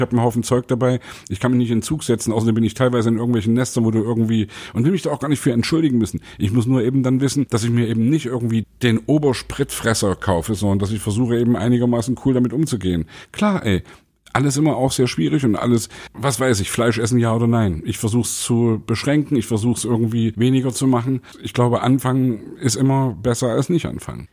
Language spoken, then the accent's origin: German; the East, eastern Germany, Germany; ich, der aus dem Osten kommt